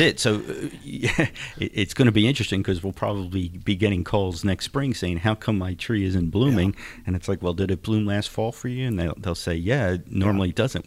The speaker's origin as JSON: {"language": "English", "town": "Philadelphia", "region": "Pennsylvania", "country": "United States", "tie": "born or raised there", "moved": "yes", "lives_now": "Texas, United States", "said": "I am not a native Texan. Uh, I grew up in Philadelphia"}